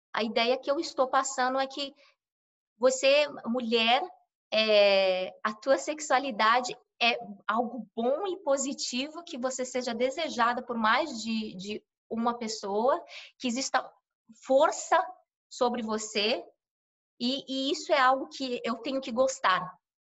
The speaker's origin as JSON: {"language": "Portuguese", "region": "São Paulo", "country": "Brazil", "moved": "as an adult", "lives_now": "United States", "said": "sou brasileira, sou de São Paulo, paulistana da zona leste de São Paulo, menina de cidade grande."}